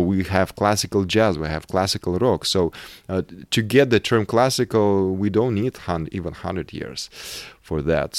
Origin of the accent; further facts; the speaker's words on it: South Urals, Russia; moved away; also born or lived in Moscow, Russia; I grew up in South Urals